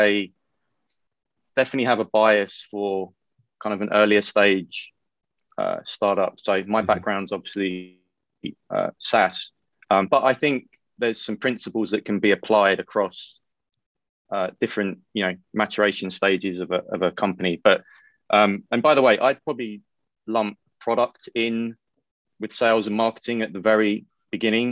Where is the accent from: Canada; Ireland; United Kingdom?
United Kingdom; I'm British